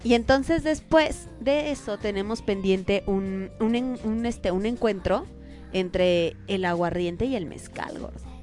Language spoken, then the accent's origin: Spanish; Mexico; somos los mexicanos